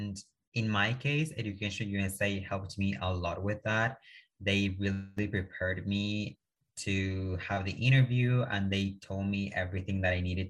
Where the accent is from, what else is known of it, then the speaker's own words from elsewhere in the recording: Chile; English is a second language; moved away as an adult; now in United States; originally from Chile